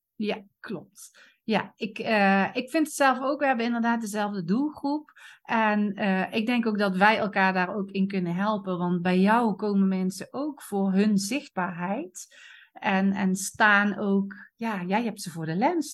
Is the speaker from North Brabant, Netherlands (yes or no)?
yes; Eindhoven, North Brabant, Netherlands; accent: soft G; ik kom uit Eindhoven, dus de zachte G Kom daar vandaan, Noord-Brabant